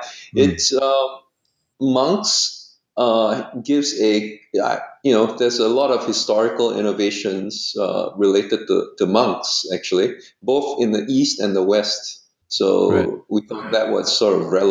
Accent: Singapore; moved away as an adult; also born or lived in United States; I was from Monk's Hill Secondary School

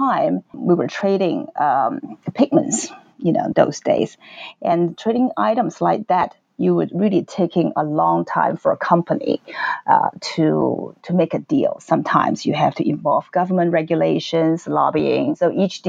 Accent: Hong Kong; I'm from Hong Kong

